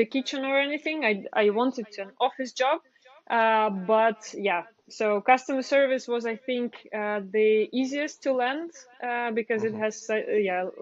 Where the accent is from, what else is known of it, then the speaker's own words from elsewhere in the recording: Ukraine; moved away as an adult; now in Netherlands; I'm originally from Ukraine